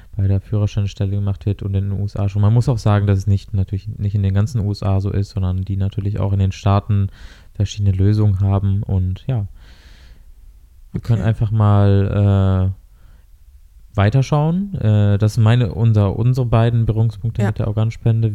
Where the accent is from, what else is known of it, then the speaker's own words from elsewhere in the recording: Germany; wir als äh, Deutsche